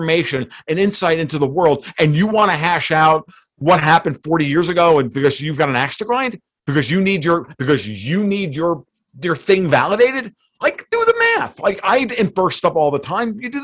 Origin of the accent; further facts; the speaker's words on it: United States; We're Americans. I'm an Italian American.